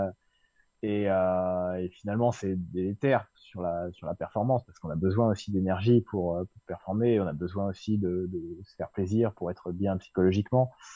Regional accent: Suisse Normande, Orne, Normandy, France; là où j'ai grandi en Suisse normande, euh, un coin de, l'ouest du département de l'Orne

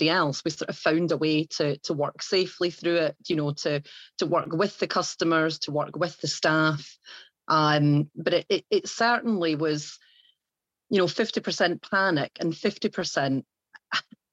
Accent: England, United Kingdom; also born or lived in Ayrshire, Scotland; now in Wrexham, United Kingdom; as you will tell from the accent, I am originally from Ayrshire in Scotland, although I have grown up most of my time down in England.

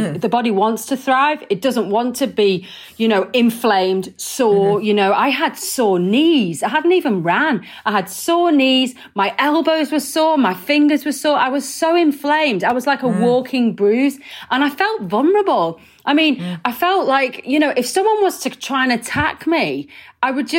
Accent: Wigan, North West England, United Kingdom; I'm from Wigan. I eat pies. Bloody hell. You know, that's how I was raised

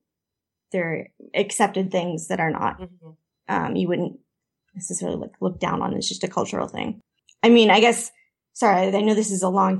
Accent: Canada; accent: Canadian; I'm like, no, I definitely have a Canadian accent. And I've had Americans tell me, oh, you just sound like us. And I'm like, no, I definitely sound Canadian.

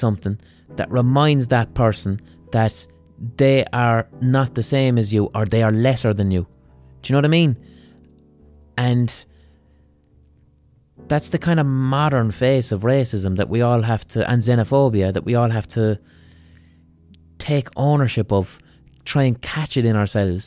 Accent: Ireland; I was raised in a fucking culture which is essentially racist or xenophobic or whatever the fuck you have, you know. But blind by, we're Irish.

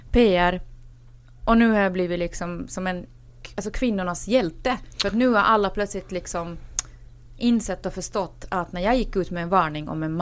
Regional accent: Finland; jag är dock inte svensk, eh, även om när jag växte upp i Finland eh, så var det så faktiskt att de finskspråkiga väldigt ofta eh, mobba oss.

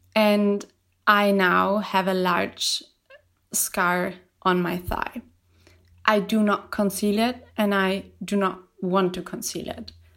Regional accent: Germany; I'm from Germany

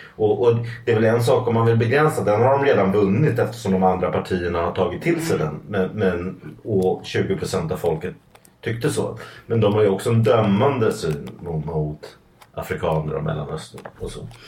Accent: Stockholm, Stockholm County, Sweden; jag växte upp i Matildenskolan

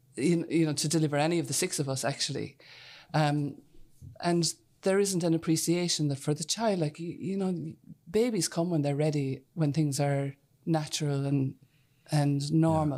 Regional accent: near Whitegate, County Cork, Munster, Ireland; I'm from a header, so just out the road here

